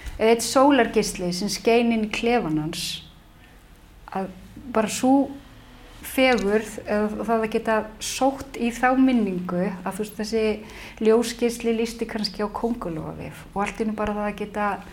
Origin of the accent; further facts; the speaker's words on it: Reykjavík, Capital Region, Iceland; Í Reykjavík